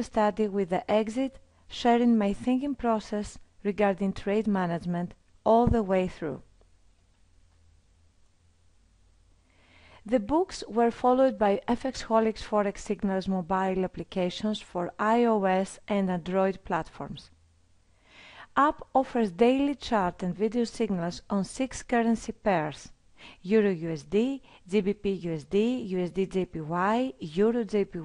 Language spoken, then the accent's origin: English; Greece; I'm from Greece.